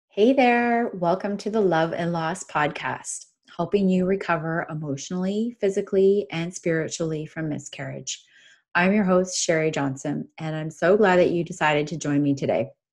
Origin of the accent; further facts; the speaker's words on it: Canada; I'm from Canada